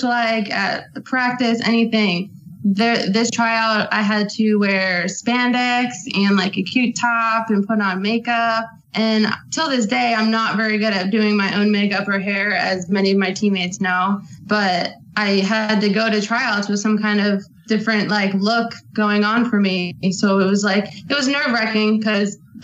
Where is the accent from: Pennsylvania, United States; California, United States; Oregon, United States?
Pennsylvania, United States; moved away as an adult; also born or lived in Tampa; I'm from Pennsylvania originally